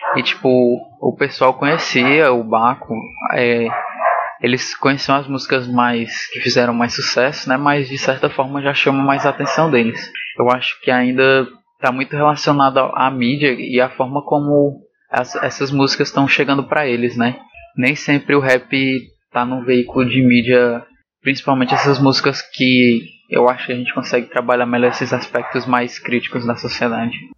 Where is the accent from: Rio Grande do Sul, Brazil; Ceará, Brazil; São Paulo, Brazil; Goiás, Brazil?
Ceará, Brazil; Fortaleza; eu sou de Fortaleza